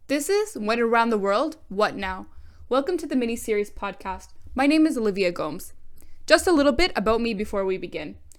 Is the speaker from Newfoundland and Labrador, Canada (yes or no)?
no; London, Ontario, Canada; moved away as an adult; now in Dubai, United Arab Emirates; I grew up in London, Ontario, to an overbearing and loving Southern European household